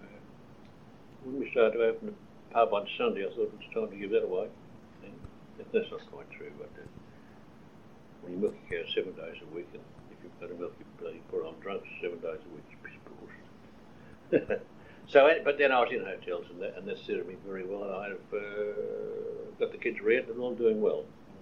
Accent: Nathalia, Victoria, Australia; also born or lived in Numurkah; I grew up in Nathalia

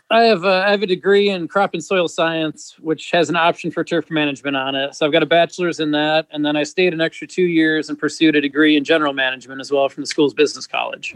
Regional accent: Northern Michigan, United States; moved away as an adult; also born or lived in Arlington, Texas; now in Cincinnati, United States; I grew up in Northern Michigan

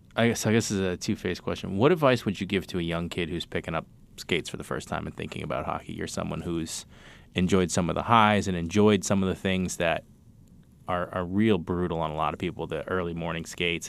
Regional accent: Cambridge, Massachusetts, United States; I'm from Cambridge

